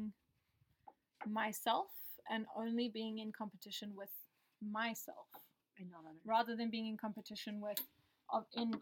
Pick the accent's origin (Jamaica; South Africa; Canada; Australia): South Africa; moved away as an adult; South African, born and raised. So I was there until I was about 19, and then my family moved out here